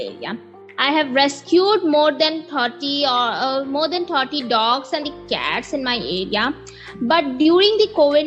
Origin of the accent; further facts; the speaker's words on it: Uttar Pradesh, India; I'm 17 years old, a high school sophomore from India, basically based in Uttar Pradesh state